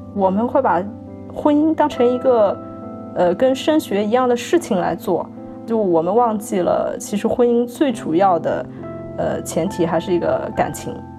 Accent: southern China, China; now in Shanghai, China; 我是南方人

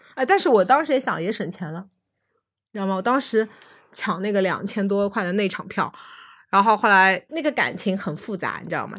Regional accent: Shanghai, China; 作为上海人

